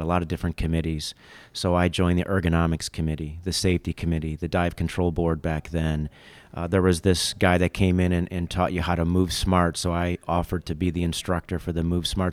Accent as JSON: {"language": "English", "town": "Fraser", "region": "Michigan", "country": "United States", "tie": "born or raised there", "moved": "yes", "said": "I grew up in Michigan outside of Detroit, about forty-five minutes north, Fraser, Mount Clemens area"}